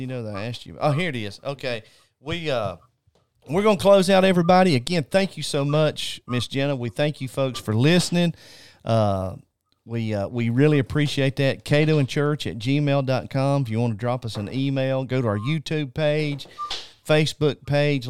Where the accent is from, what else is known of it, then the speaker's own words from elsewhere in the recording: North Carolina, United States; I'm originally from North Carolina. I'm just a mountain boy from North.